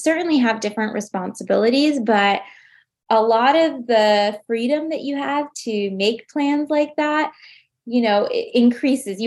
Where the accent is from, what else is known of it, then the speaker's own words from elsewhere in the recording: United States; as an American